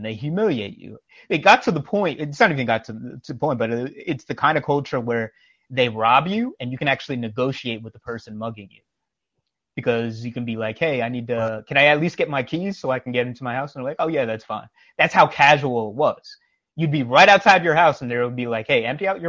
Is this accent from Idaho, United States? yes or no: no; New York, United States; I'm from New York